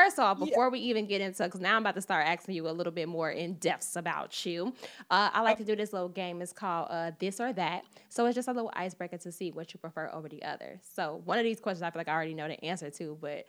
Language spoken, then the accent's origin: English; Midwest, United States; AA, I'm from the Midwest too.